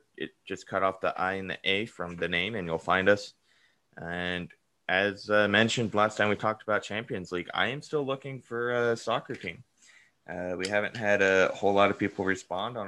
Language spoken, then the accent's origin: English; Colorado, United States; being from Colorado